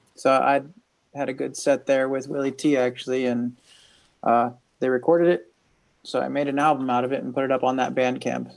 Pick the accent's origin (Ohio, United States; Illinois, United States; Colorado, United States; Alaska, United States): Ohio, United States; Northeastern; also born or lived in Salinas, California; now in Kentucky, United States; I'm from, I grew up in Ohio, in Northeastern Ohio.